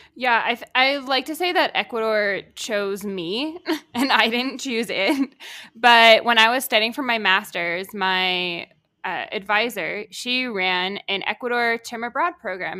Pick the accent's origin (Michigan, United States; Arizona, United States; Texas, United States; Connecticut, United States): Connecticut, United States; moved away as an adult; also born or lived in Georgia; I grew up in Connecticut